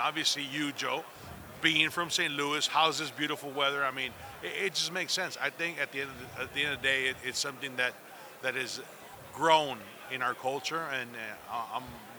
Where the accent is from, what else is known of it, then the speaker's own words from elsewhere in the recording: Monterrey, Nuevo León, Mexico; moved away as an adult; now in Arizona, United States; I've been here 18 years, but I'm originally from Monterrey, Mexico, about 160 miles south of Laredo, Texas.